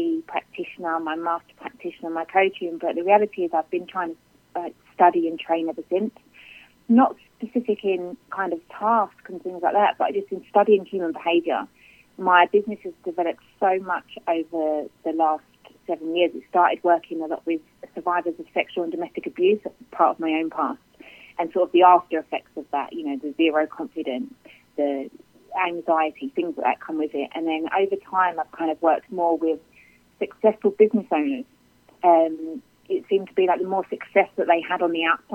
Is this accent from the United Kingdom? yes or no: yes; Kent, South East England, United Kingdom; I'm from Kent in the United Kingdom